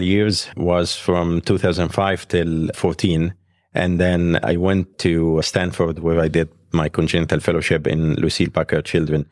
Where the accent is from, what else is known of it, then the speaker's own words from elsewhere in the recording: Egypt; moved away as an adult; also born or lived in Alexandria; now in United States; I was graduated from Alexandria Medical School, and I grew up in Egypt, so my life was there